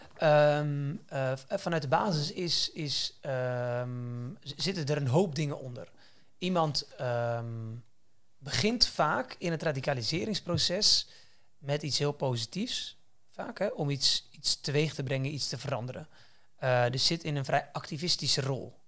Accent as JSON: {"language": "Dutch", "country": "Netherlands", "said": "wij hier als Nederlanders in Nederland"}